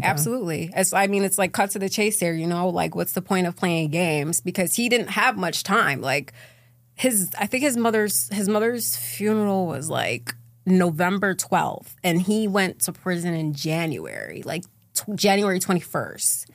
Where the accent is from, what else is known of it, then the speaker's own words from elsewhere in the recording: Syracuse, New York, United States; So I'm from Syracuse, New York. That's where I grew up.